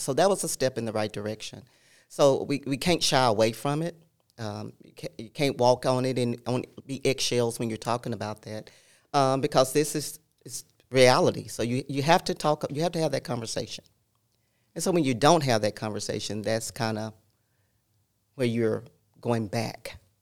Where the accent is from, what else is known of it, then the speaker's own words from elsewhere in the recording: El Dorado, Arkansas, United States; moved away; I grew up in Southern Arkansas, El Dorado